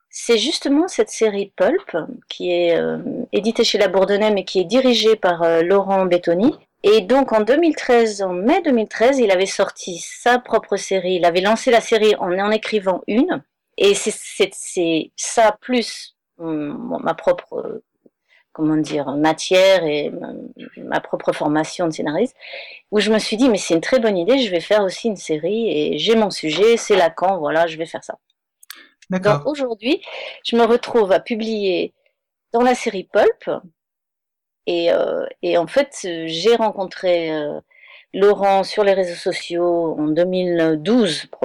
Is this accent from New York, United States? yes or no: yes; Manhattan, New York, United States; Non, je suis de Manhattan.